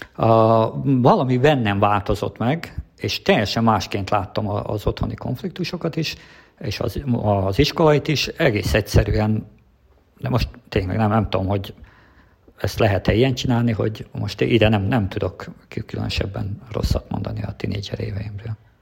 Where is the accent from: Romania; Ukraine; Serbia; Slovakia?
Ukraine; Transcarpathia, Zakarpattia Oblast; moved away as an adult; now in Hungary; én Kárpátalján születtem